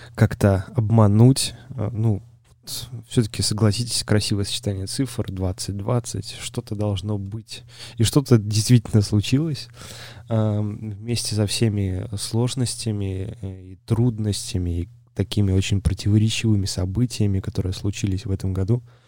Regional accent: Belarus; я сам из Беларуси

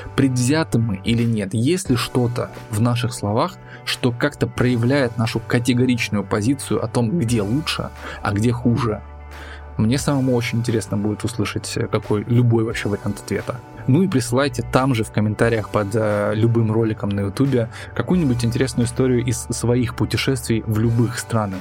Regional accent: Russia

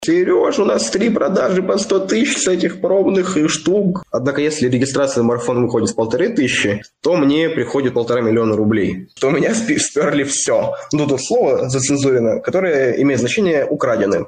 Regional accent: Kirov, Kirov Oblast, Russia; now in Moscow, Russia; Я из Кирова.

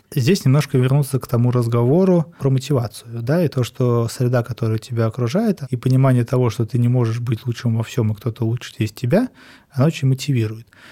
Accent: Russia; я был один из России

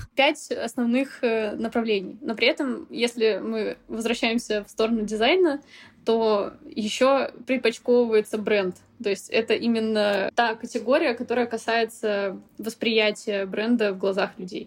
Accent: Novosibirsk, Novosibirsk Oblast, Russia; moved away; also born or lived in Moscow / Kaş, Turkey; Живя в Москве, я вообще из Новосибирска

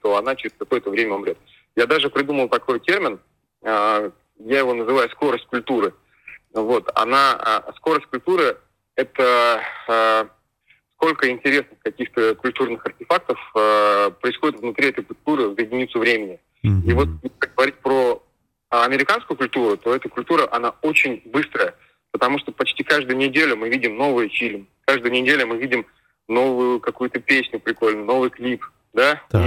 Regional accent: Bashkortostan, Russia; я же из Советского Союза, я помню вот эти вот э, радио, я помню, как э, башкирское э, телевидение там внедрялось в мультики

